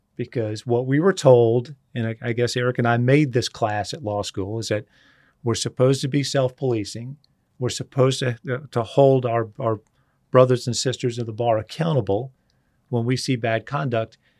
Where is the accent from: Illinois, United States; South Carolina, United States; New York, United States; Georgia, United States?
South Carolina, United States; Charleston; just a redneck kid from Charleston